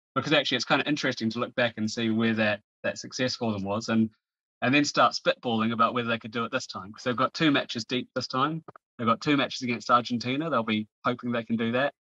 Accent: New Zealand; now in England; Just to be clear, I'm Kiwi.

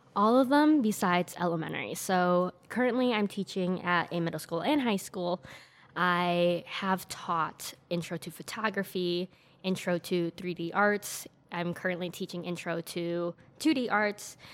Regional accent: Elgin, Illinois, United States; I'm from Elgin

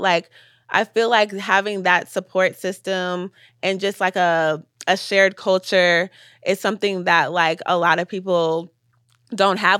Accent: Atlanta, Georgia, United States; I was born in Atlanta

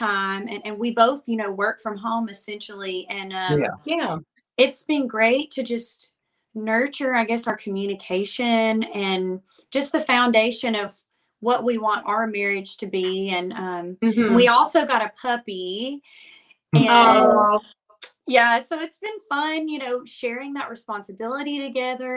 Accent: Muscle Shoals, Alabama, United States; accent: Alabama; moved away as an adult; now in Nashville, United States; I'm from Muscle Shoals, Alabama originally. And in high school, I played out just everywhere that I could

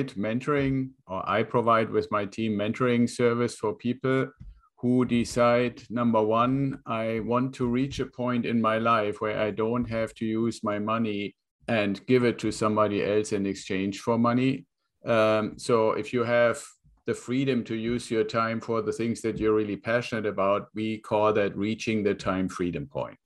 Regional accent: Northern Germany, Germany; English is a second language; moved away as an adult; I was born in Germany, got out of school, joined the Air Force.

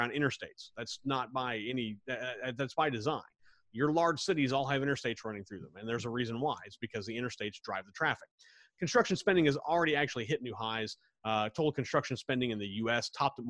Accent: Wichita, Kansas, United States; I grew up in Wichita, Kansas, right smack dab in the Midwest, right in the center of the country

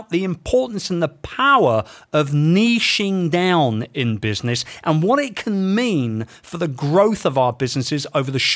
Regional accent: London, United Kingdom; my hometown of London

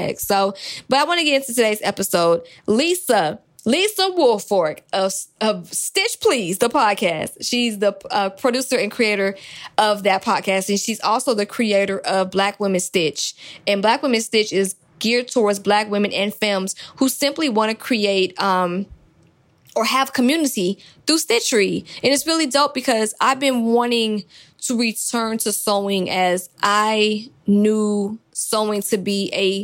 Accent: Atlanta, Georgia, United States; I'm from Atlanta

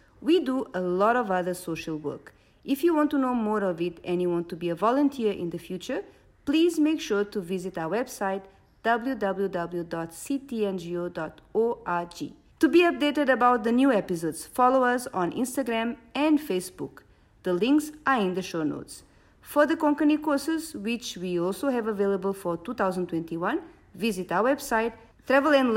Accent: Portugal; I might have been born and brought up in Portugal, but I am of Goan origin.

